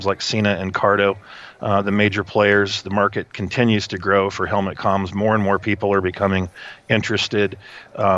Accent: Midwest, United States; moved away as an adult; also born or lived in Ohio; I grew up in the Midwest

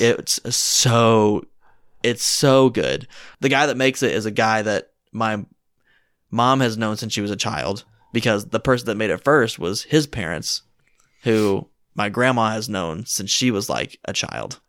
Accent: Washington, Indiana, United States; I grew up in Washington, Indiana, which isn't as small as you would think

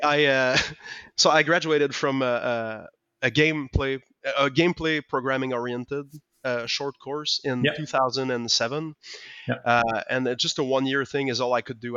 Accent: Quebec, Canada; first language French; English is a second language; I didn't speak any English back then. We didn't get games in French in, in Quebec.

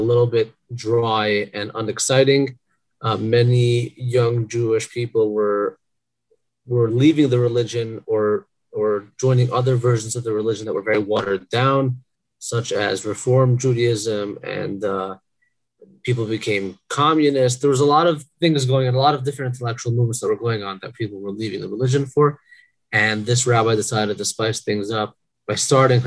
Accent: Toronto, Ontario, Canada; also born or lived in Brooklyn, New York, United States; I was born in Brooklyn, New York, raised in Toronto, Canada.

